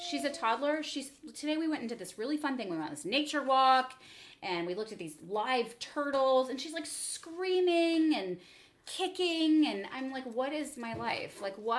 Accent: United States; I'm American.

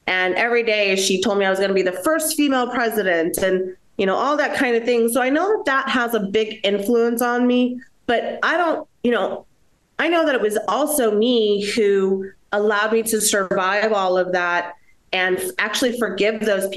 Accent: United States; I'm a first generation American. I'm Colombian by my mother, and I am American by my father

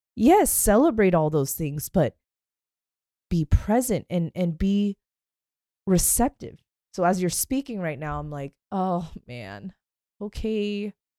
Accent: Pacific Northwest, United States; I grew up in the Pacific Northwest with the trees

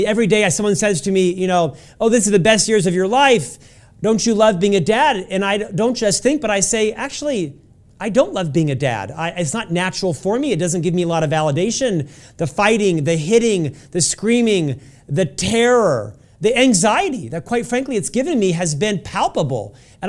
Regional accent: Florida, United States; now in Utah, United States; He really took on a father figure for me when I moved from Florida and came to Utah.

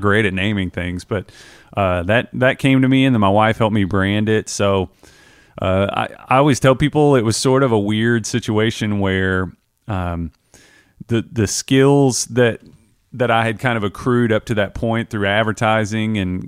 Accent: Taylorsville, Kentucky, United States; I'm a guy from Kentucky, but I grew up in like the Taylorsville area

